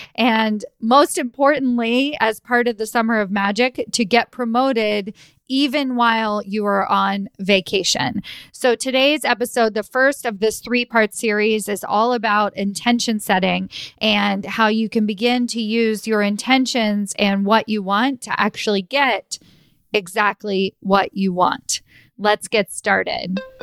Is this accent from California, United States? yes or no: no; Kentucky, United States; moved away as an adult; also born or lived in New York City; took me home, meaning back to Kentucky.